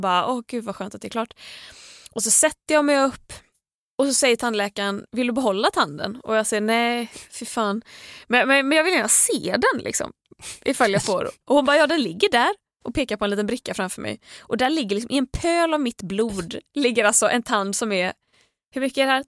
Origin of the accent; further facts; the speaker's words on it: Gothenburg, Västra Götaland, Sweden; moved away; jag var ju hemma i Göteborg, i Tåhult, över West Pride